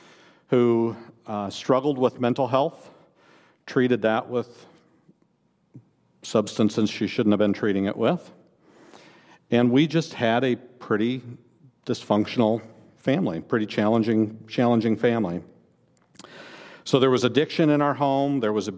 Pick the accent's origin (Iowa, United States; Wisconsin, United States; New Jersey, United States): Iowa, United States; I grew up in Northeast Iowa. People often ask me where I grew up, and I respond, I grew up in Northeast Iowa.